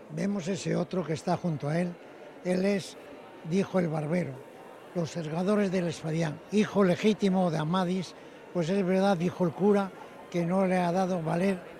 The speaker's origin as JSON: {"language": "Spanish", "country": "Spain"}